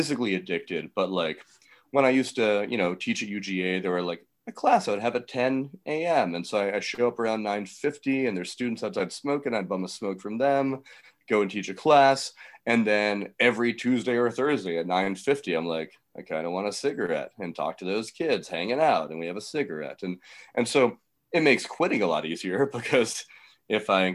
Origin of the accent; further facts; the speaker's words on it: Atlanta, Georgia, United States; moved away as an adult; also born or lived in New York; I went to Manhattanville College in New York, and I was from Atlanta